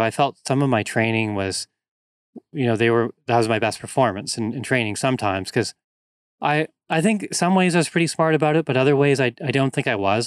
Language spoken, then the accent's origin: English; North Vancouver, British Columbia, Canada; moved away as an adult; also born or lived in Victoria, British Columbia; I grew up in North Vancouver, which is a very wooded area, lots of trails, hills, mountains